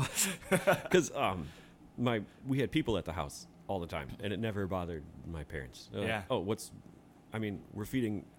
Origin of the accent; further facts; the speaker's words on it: Kenosha, Wisconsin, United States; also born or lived in Appleton; I'm from Kenosha. Actually, I was born here in 1982. I went to Shoreland Lutheran High School. And then I went to MLC for two, three years.